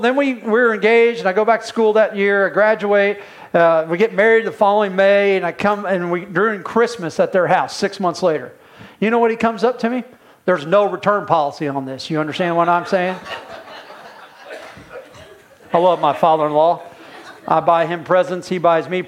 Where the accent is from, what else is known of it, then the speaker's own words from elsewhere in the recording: Indiana, United States; I'm from Indiana